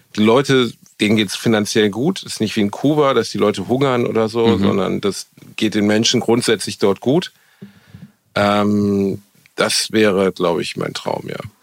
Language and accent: German; Gelsenkirchen, North Rhine-Westphalia, Germany; moved away as an adult; also born or lived in Dortmund / Osnabrück; ich bin halt in einem Moloch aufgewachsen. So. Gelsenkirchen ist einfach ist nicht schön gewesen, gar nicht